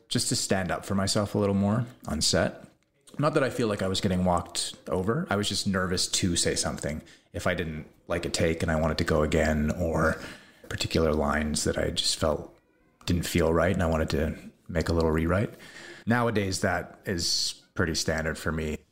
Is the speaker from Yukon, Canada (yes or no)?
no; Salt Spring Island, British Columbia, Canada; also born or lived in California; living on Salt Spring Island now, where I grew up